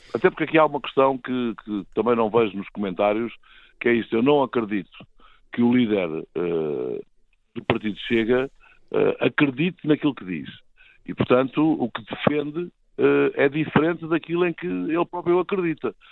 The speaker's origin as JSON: {"language": "Portuguese", "country": "Portugal", "said": "cidadão, enquanto português"}